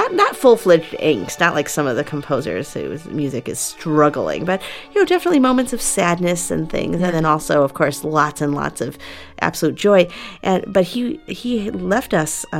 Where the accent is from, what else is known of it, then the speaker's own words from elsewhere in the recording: Chicago, Illinois, United States; Chicago blues is like my hometown music